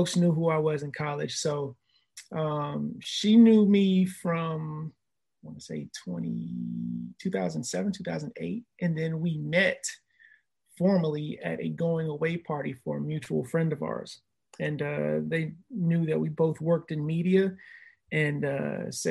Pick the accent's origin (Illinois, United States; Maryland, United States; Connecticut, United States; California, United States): Maryland, United States; Mitchellville; now in Virginia Beach, United States; I'm originally from Maryland